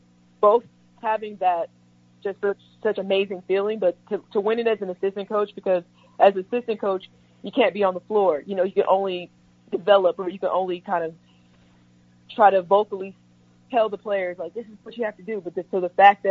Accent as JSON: {"language": "English", "town": "St. Louis", "region": "Missouri", "country": "United States", "tie": "born or raised there", "moved": "yes", "said": "my hometown, St. Louis"}